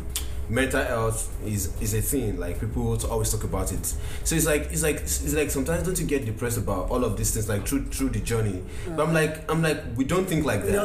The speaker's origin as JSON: {"language": "English", "country": "Nigeria", "moved": "yes", "lives_now": "United States", "said": "as a Nigerian man"}